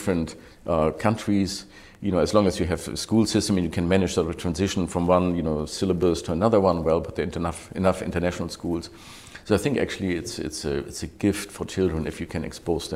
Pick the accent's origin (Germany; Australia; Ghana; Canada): Germany; English is a second language; moved away as an adult; also born or lived in Switzerland / New York / London / Hong Kong; when I grew up in Germany